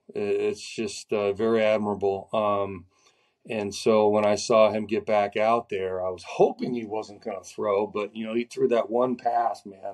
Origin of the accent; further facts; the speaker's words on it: Florida, United States; So I'm from Florida, so we'll get to see a lot of family and stuff